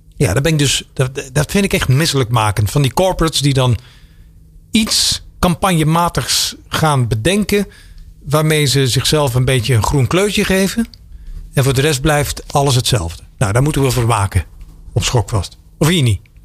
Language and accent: Dutch; Belgium; now in Netherlands; ik kom uit België. En als je dan toen ik hier aankwam in 1998